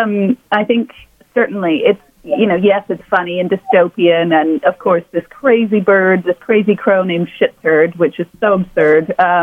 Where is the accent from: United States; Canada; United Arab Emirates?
United Arab Emirates; Dubai; also born or lived in Jakarta, Indonesia; Yeah, I grew up in, mostly Asia and the Middle East.